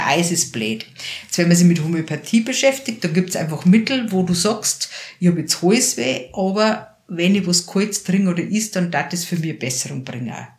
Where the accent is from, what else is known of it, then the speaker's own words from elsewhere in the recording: near Passau, Bavaria, Germany; ich bin jetzt in der Einöde aufgewachsen, also so einen halben Kilometer weg vom nächsten Haus, am Waldrand